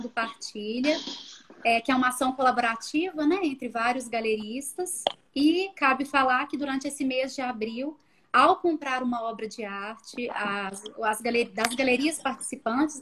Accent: Belo Horizonte, Minas Gerais, Brazil; Eu sou de BH

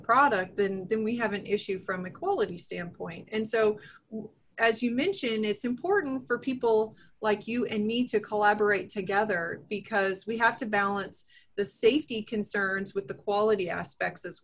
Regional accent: Nebraska, United States; moved away as an adult; also born or lived in Texas; now in Kansas, United States; I'm originally from Nebraska

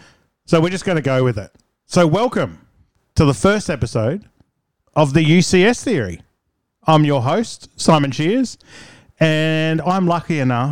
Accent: Townsville, Queensland, Australia; also born or lived in Adelaide; Yeah, so I grew up in Townsville, lucky enough to grow up here.

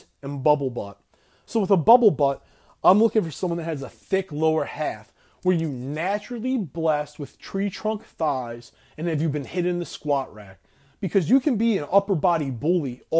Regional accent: Florida, United States; you're a fellow Floridian

